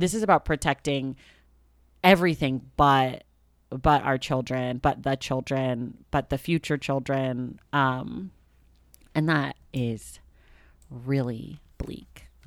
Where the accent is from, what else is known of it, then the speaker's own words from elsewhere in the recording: Oakland, California, United States; I grew up in Oakland, California.